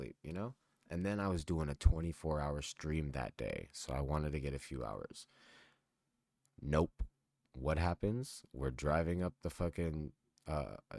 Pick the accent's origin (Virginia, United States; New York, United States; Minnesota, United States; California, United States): California, United States; San Gabriel Valley; now in Nevada, United States; I miss the San Gabriel Valley